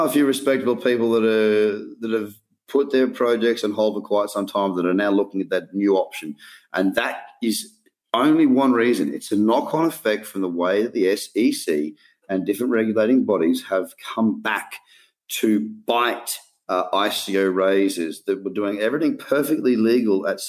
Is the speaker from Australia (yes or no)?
yes; Australia; As being an Australian, we abbreviate, and we've got our own language